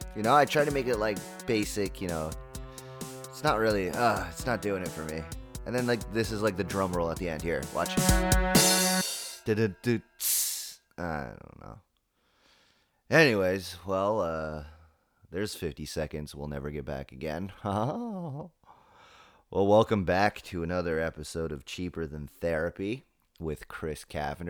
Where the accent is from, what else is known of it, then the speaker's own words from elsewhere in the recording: England, United Kingdom; moved away; I'm English, 'cause that's how I define myself, you know? I'm English